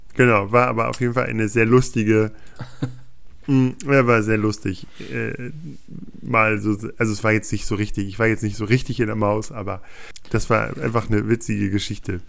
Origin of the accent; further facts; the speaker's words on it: Peine, Lower Saxony, Germany; Ich komme aus Peine. Oder ich bin in Peine zur Schule gegangen. In der Nähe aufgewachsen.